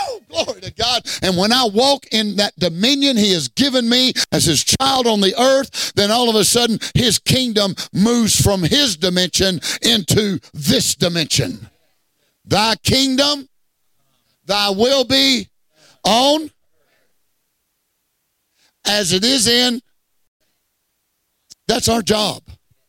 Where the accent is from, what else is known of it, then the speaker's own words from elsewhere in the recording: Southeast Texas, United States; moved away; Well, I'm a Texan. I'm a Texan before I'm an American. Hey, I grew up in Southeast Texas